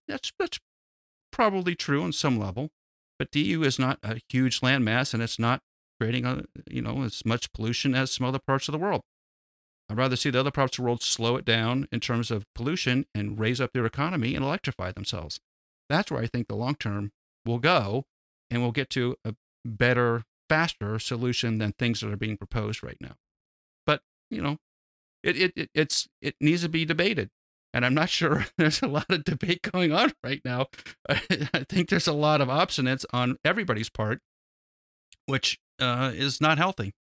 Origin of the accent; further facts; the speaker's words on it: United States; as an American